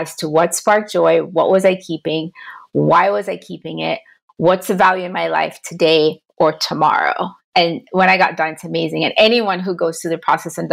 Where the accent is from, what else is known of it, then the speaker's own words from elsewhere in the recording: Jamaica; now in United States; I'm from Jamaica originally